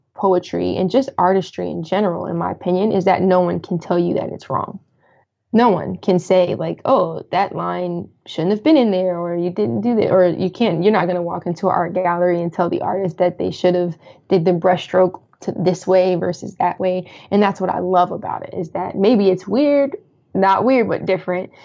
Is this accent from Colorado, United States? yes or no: yes; Colorado Springs, Colorado, United States; moved away as an adult; also born or lived in Washington DC / Maryland / Virginia area; now in DC, Maryland, Virginia area, United States; I'm originally from Colorado. Um, so that was in Colorado Springs, uh, where I'm from